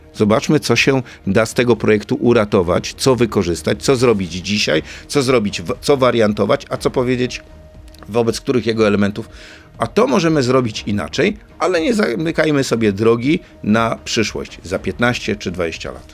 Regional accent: Elbląg, Warmian-Masurian Voivodeship, Poland; Ja jestem z Elbląga

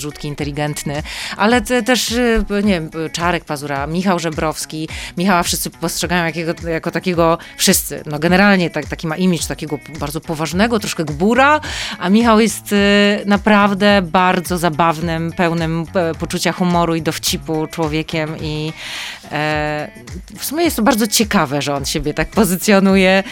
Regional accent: Mikołów, Silesian Voivodeship, Poland; now in Warsaw, Poland; jestem mm, miejskim dzieckiem, nie z jakiegoś dużego miasta, pochodzę z Mikołowa, ale jednak e, dziecko z miasta

